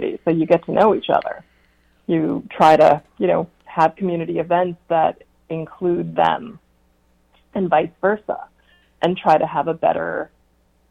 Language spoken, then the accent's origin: English; United States; also born or lived in New York City, New York / New Jersey; I grew up in in New Jersey and New York City